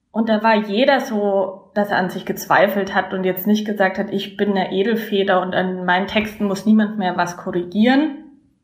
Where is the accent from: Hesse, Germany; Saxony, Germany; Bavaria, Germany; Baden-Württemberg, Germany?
Bavaria, Germany; Landshut; moved away as an adult; also born or lived in Berlin / Sankt Pölten, Austria; ich komme aus der Nähe von München, das hört man mir sicherlich auch an. Ich komme aus der Stadt Landshut